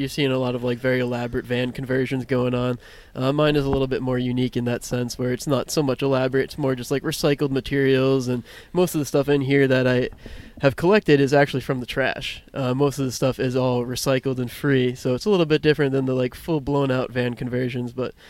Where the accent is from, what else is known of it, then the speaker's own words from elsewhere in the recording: Burlington, Massachusetts, United States; moved away; also born or lived in New Hampshire; I was from Burlington, Massachusetts.